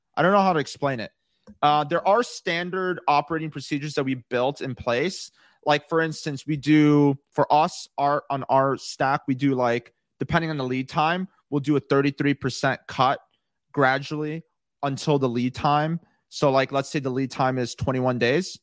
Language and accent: English; Chicago, Illinois, United States; moved away as an adult; also born or lived in Los Angeles, California; I moved out to California. I was actually originally from Chicago